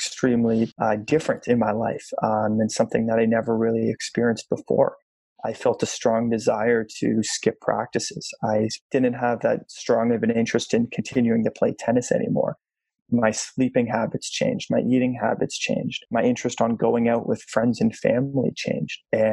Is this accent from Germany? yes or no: no; Toronto, Ontario, Canada; I grew up here in Toronto, Canada, in an absolutely loving house.